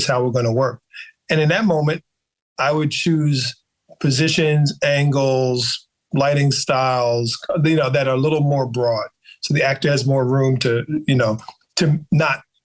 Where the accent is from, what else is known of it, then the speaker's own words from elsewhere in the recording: U.S. Virgin Islands; moved away; I grew up in the Caribbean mostly, so Black people at every level, you know, in St. Thomas, VI